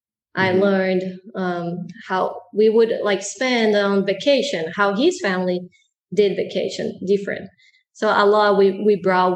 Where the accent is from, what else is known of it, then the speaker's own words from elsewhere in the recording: Brazil; now in United States; Growing up in Brazil is very different than growing up here in the States.